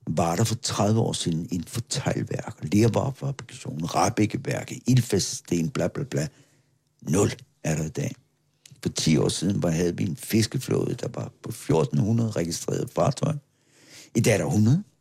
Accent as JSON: {"language": "Danish", "region": "Capital Region of Denmark", "country": "Denmark", "said": "Og sådan er vi Bornholmer. Hvis vi ikke blive enige om noget, så opfinder vi det bare."}